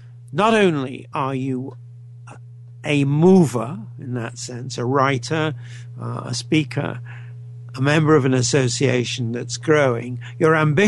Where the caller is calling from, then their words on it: Canada; I'm speaking from Canada, as I think you know